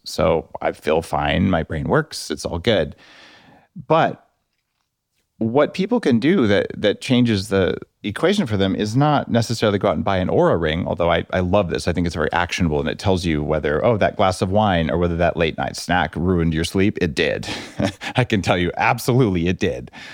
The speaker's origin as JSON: {"language": "English", "region": "New Mexico", "country": "United States", "tie": "born or raised there", "said": "I grew up in New Mexico"}